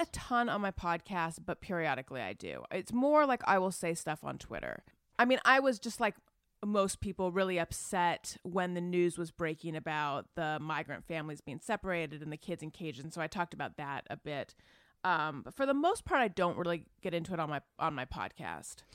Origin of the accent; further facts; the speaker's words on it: Orange County, California, United States; also born or lived in Oakland, California; I grew up in Orange County, conservative, Republican